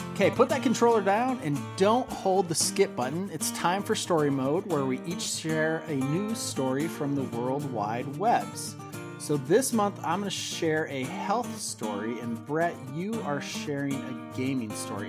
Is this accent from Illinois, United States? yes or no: yes; outside Chicago, Illinois, United States; I grew up outside Chicago